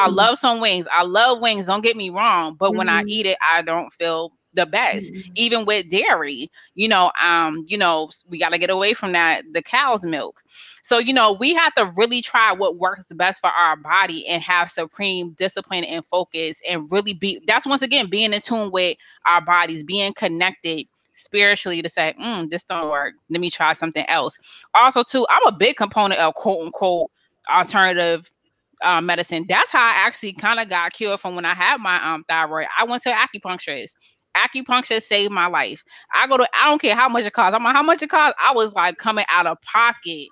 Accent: Boston, Massachusetts, United States; moved away as an adult; now in Alabama, United States; I'm a brown girl from Boston, I'm a Bostonian by you know, by birth

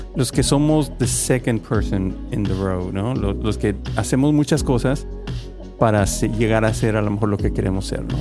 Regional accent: Guanajuato, Mexico; now in United States; Guanajuato, donde yo soy, la ciudad de Guanajuato

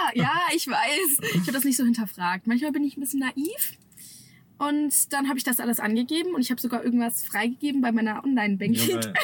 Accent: Stuttgart area, Baden-Württemberg, Germany; moved away as an adult; now in Cologne, Germany; Ich komme eigentlich aus Stuttgart

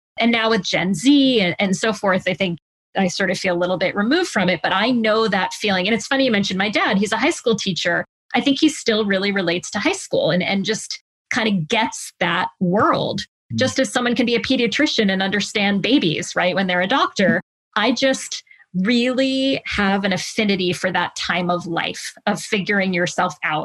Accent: Connecticut, United States; also born or lived in New York metro area; I was from Connecticut

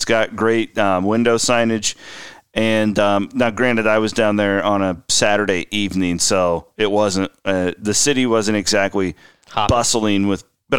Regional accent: Iowa, United States; I grew up in Western Iowa, where Nebraska Furniture Mart, everything pre-internet, if you needed anything

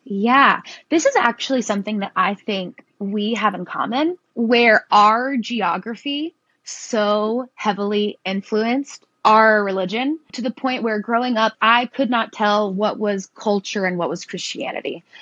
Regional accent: Tennessee, United States; I was raised in the South. I've lived in Tennessee my entire life

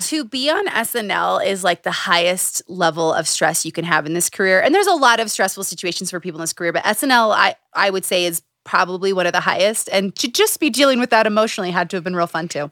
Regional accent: Utah, United States; Growing up in Utah

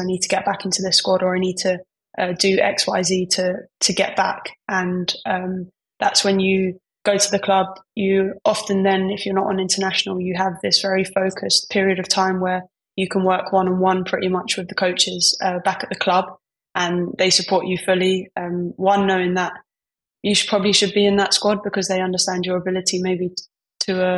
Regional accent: London, United Kingdom; I'm from East London

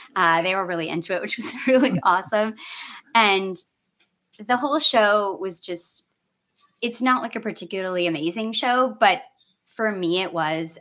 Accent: Michigan, United States; I grew up in Michigan

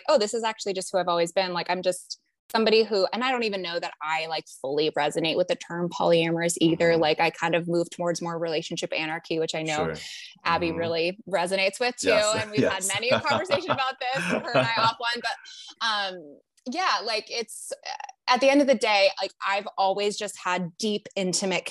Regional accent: Canada; now in United States; I'm from Canada originally

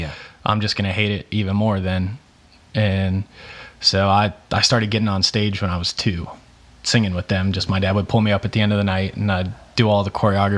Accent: Cincinnati, Ohio, United States; moved away as an adult; also born or lived in Columbus, Ohio; now in Nashville, United States; I grew up in Cincinnati

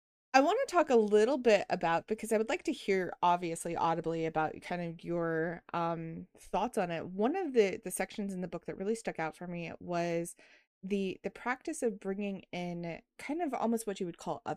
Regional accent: Taos, New Mexico, United States; Where I grew up was in Taos

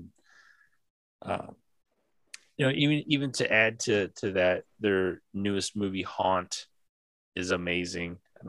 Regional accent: Quad Cities, United States; The Quad Cities.

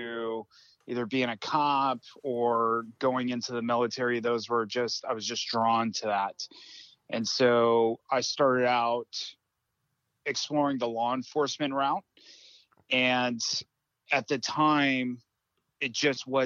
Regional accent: Southern California, United States; growing up in Southern California, going to the ocean

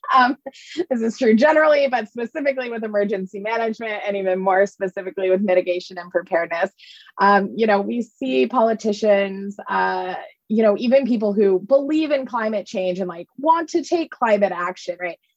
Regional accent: East Coast, United States; moved away as an adult; also born or lived in New Orleans; I grew up on the East Coast

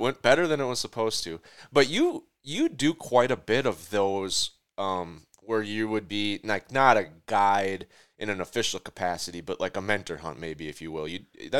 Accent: Minnesota, United States; So I'm from Minnesota.

